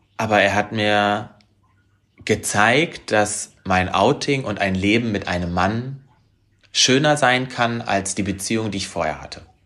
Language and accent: German; Harz, Germany; moved away; also born or lived in Hanover; meine alte Heimat, den Harz